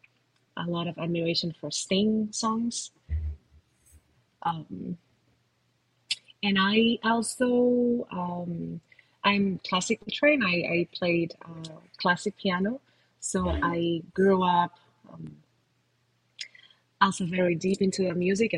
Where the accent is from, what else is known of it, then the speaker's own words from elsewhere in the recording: Spain; I come from Spain, so I have all the influence of all that music from my culture